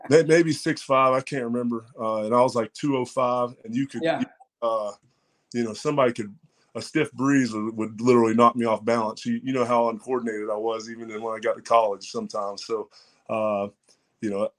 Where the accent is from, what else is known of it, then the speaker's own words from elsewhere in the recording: Strawberry Plains, Tennessee, United States; I'm from Strawberry Plains, Tennessee, about 20 minutes outside from east of Knoxville. Grew up in a pretty small community